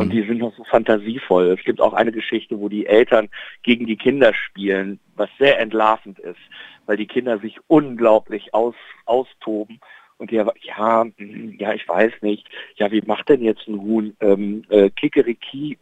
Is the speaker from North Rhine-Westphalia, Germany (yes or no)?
yes; Bielefeld, North Rhine-Westphalia, Germany; in Bielefeld, in meiner Heimatstadt